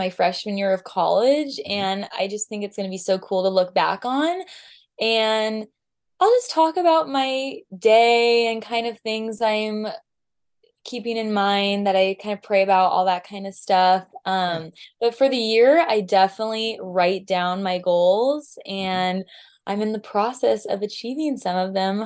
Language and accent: English; Southern California, United States; I'm from Southern California